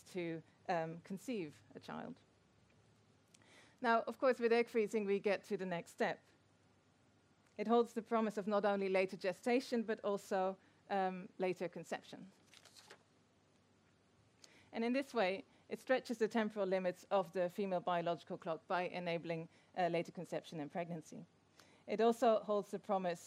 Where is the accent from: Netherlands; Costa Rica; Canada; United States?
Netherlands; I'm from the Netherlands